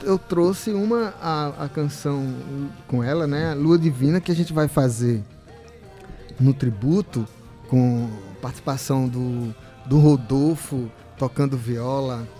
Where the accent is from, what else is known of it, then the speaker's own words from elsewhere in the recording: João Pessoa, Paraíba, Brazil; moved away as an adult; quando eu era criança, cantavam lá em Cruz das Armas, convidados pelo meu pai e pela minha mãe